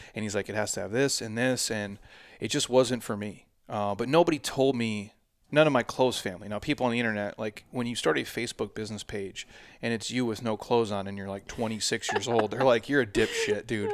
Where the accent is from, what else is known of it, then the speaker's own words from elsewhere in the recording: Midwest, United States; now in Scottsdale, United States; I'm from the Midwest